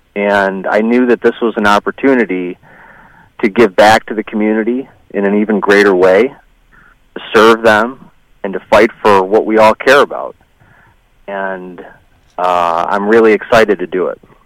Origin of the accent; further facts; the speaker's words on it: Tonawanda, New York, United States; also born or lived in Michigan / Montana; now in Westfield, United States; I grew up in Erie County in Tonawanda, and uh, I've lived a bunch of different places in my life